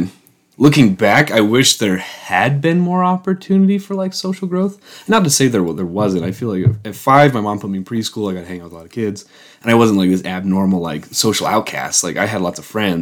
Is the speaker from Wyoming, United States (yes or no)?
yes; Wyoming, United States; moved away as an adult; I grew up in Wyoming my entire life till I was 18. I lived in Wyoming.